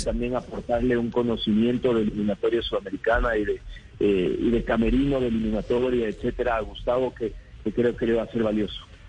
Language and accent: Spanish; Ecuador; como ecuatorianos